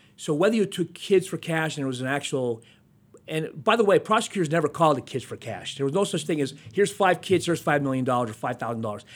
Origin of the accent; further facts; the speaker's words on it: Hazleton, Pennsylvania, United States; I'm from Hazleton, and Wilkes-Barre was a big city back then